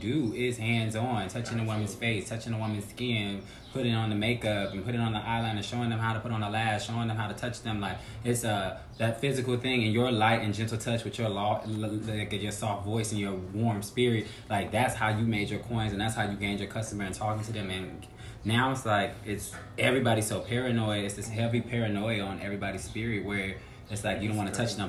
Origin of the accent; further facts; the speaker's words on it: Los Angeles, California, United States; now in New York, United States; I'm from Los Angeles